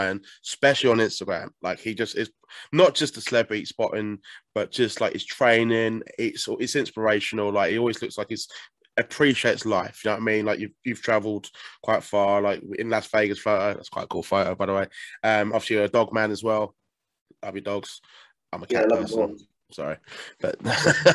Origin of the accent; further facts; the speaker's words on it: Southend-on-Sea, East of England, United Kingdom; South End, my hometown shithole. But, you know, my shithole